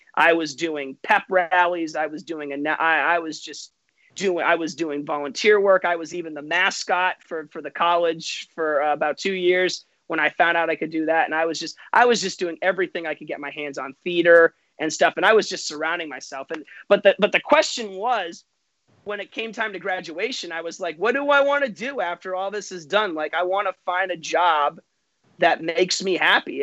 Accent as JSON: {"language": "English", "town": "Dover", "region": "New Hampshire", "country": "United States", "also_born_or_lived": "Lyndonville, Vermont", "moved": "as an adult", "lives_now": "Florida, United States", "said": "I'm from New Hampshire originally. So it's about two hours from where I live in New Hampshire. My family's back in Dover, New Hampshire"}